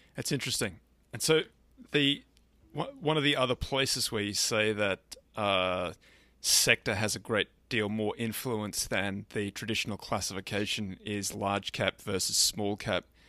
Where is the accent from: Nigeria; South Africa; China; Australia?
Australia; being Australian